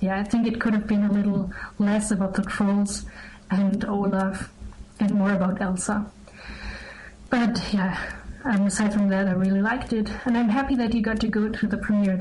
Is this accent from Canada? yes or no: no; Germany; I'm 18 years old, and I'm from Germany.